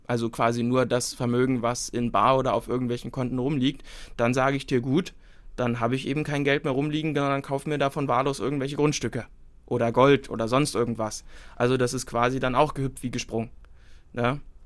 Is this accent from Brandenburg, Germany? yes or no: yes; Senftenberg, Brandenburg, Germany; bei uns in Senftenberg